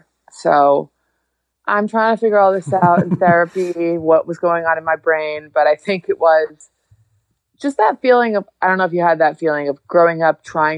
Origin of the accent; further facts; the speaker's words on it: Hudson Valley, upstate New York, United States; now in Los Angeles, United States; I grew up in the Hudson Valley, like in upstate New York